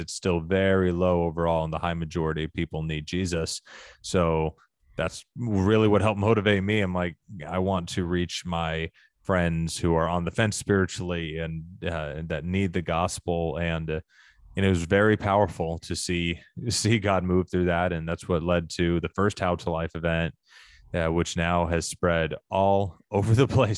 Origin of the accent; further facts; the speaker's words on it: Arkansas, United States; I grew up in Arkansas